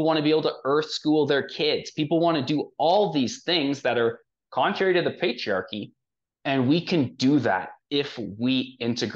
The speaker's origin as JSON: {"language": "English", "country": "Canada", "said": "I come from Canada"}